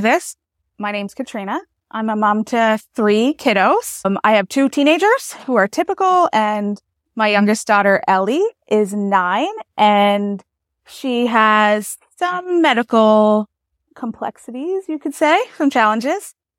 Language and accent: English; New Brunswick, Canada; I'm from New Brunswick, Canada